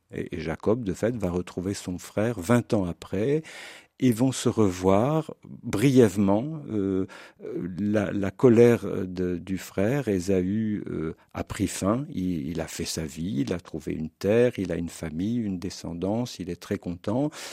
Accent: France; now in Switzerland; je suis français, même si j'enseigne en Suisse

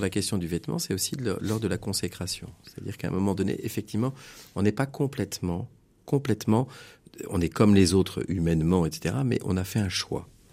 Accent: France; Je suis originaire de Bécon

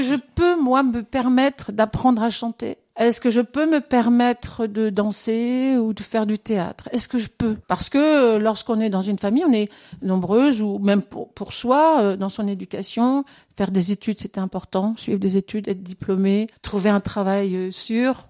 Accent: France; je suis née en France, mais j'ai cette culture aussi de d'immigrés

